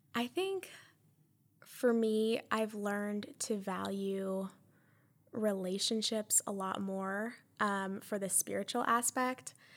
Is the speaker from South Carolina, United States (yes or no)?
yes; Columbia, South Carolina, United States; I am from Columbia, And I graduated from a big public high school